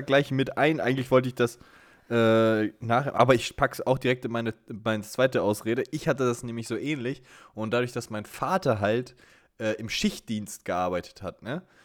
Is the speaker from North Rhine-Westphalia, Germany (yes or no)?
yes; Sauerland, North Rhine-Westphalia, Germany; bei uns im Sauerland